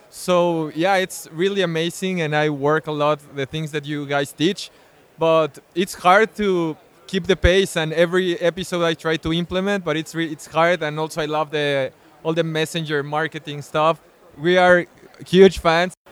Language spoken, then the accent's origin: English; Cancun, Quintana Roo, Mexico; I'm from Cancun, Mexico.